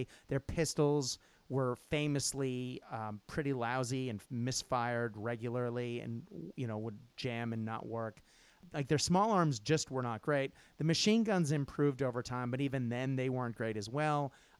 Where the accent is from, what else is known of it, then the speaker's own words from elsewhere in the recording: Japan; I grew up in Japan